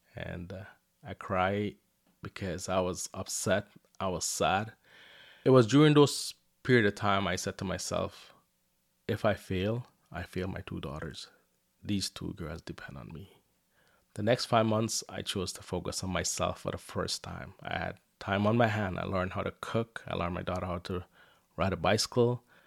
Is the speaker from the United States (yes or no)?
no; Guyana; now in Windsor, Canada; I was born in Guyana, South America, and life was tough for me and my family.